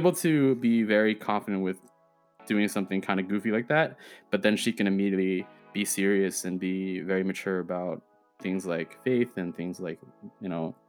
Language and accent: English; United States; accent: American; first language Chinese; English is a second language; sometimes my accent shows that I'm American.